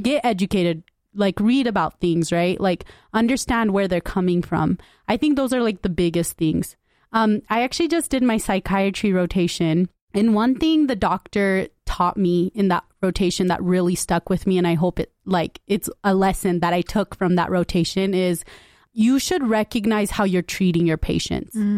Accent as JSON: {"language": "English", "country": "United States", "tie": "born or raised there", "said": "I grew up in West Valley"}